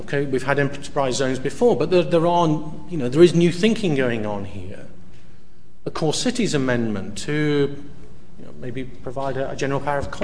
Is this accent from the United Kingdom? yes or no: yes; United Kingdom; moved away as an adult; also born or lived in north of the Netherlands; now in Netherlands; I'm British, but I live outside. I've been living outside the UK for close to 7 years now.